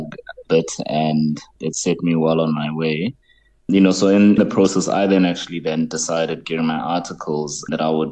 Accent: Mthatha, Eastern Cape, South Africa; I grew up in Mthatha in the Eastern Cape.

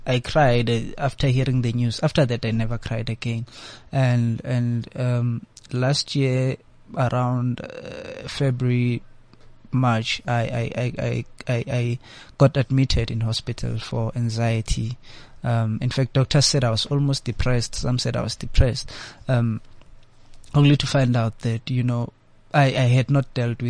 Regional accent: North West, South Africa; being born and raised in the Northwest

